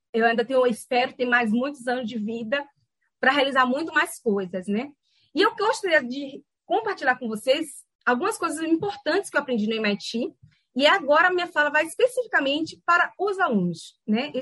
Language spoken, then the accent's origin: Portuguese; Salvador, Bahia, Brazil; moved away as an adult; also born or lived in São Paulo; na onde eu nasci, né, no Lobato, né, lá no subúrbio